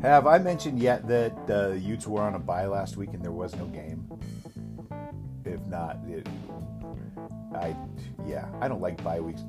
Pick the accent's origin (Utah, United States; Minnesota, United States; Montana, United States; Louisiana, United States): Utah, United States; Salt Lake City; growing up in Salt Lake